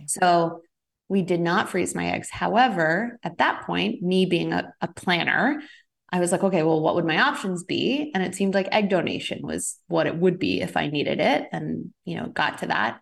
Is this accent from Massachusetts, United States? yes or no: no; Rhode Island, United States; also born or lived in Boston / San Francisco; now in Los Angeles, United States; I'm originally an East Coaster, though, so I'm from Rhode Island, lived in Boston for ten years